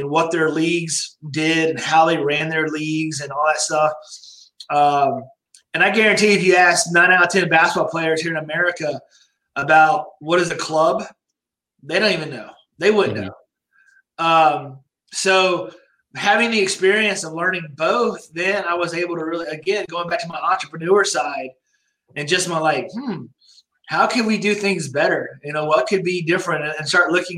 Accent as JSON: {"language": "English", "region": "Georgia", "country": "United States", "said": "I'm from Georgia. I'm a Southern boy."}